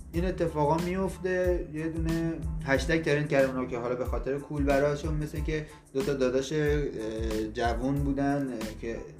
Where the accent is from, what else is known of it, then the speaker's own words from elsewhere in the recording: Iran; ما ایرانیم